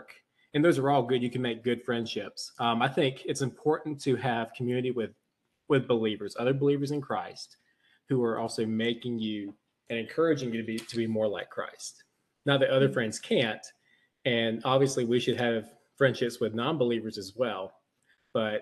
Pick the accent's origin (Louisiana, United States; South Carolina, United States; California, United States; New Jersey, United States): South Carolina, United States; Florence; moved away as an adult; also born or lived in Columbia, South Carolina; now in Greer, United States; I am from Florence, South Carolina. Some of you guys have probably been there. If you've been to the New Buc-ee's, then you've been to Florence. But was born and raised there.